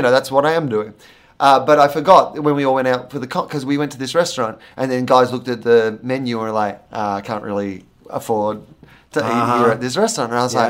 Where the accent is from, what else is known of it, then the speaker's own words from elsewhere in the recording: Australia; In Australia, I live in a castle in the clouds.